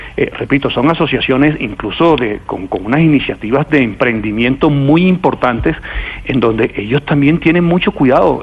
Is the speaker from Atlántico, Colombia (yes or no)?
yes; Barranquilla, Atlántico, Colombia; Yo vengo de Barranquilla